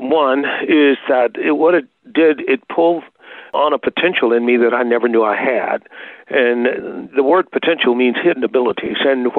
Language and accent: English; Tuskegee, Alabama, United States; And so the legacy of that was very present in the Tuskegee area. And so Tuskegee itself, small town, but had a big legacy.